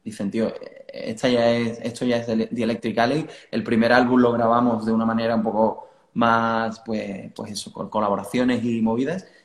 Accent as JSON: {"language": "Spanish", "region": "southern Spain", "country": "Spain", "said": "nosotros hacemos hard rock, somos del sur de España, todo esto es un poco raro, pero suena bien."}